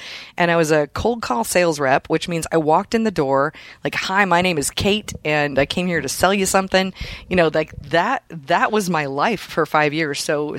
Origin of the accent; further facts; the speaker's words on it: Iowa, United States; also born or lived in Minnesota; when I was a little girl, I grew up in Iowa, actually